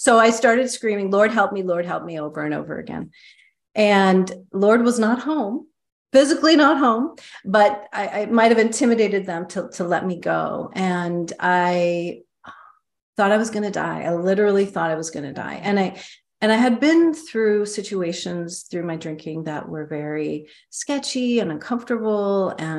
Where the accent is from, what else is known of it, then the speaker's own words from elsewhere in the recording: Midwest, United States; also born or lived in East Coast; now in San Francisco, United States; I grew up in Midwest, East Coast, and I moved to San Francisco, where I'm currently living.